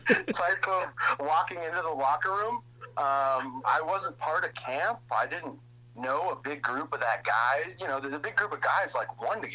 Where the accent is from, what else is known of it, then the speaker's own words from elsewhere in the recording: Alaska, United States; moved away; I was this guy from Alaska that got cut from the junior A team.